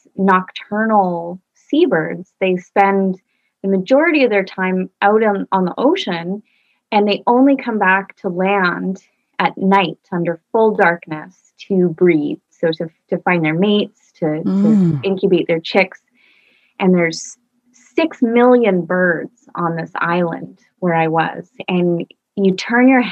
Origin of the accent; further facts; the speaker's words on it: Vancouver, British Columbia, Canada; I grew up in Vancouver, British Columbia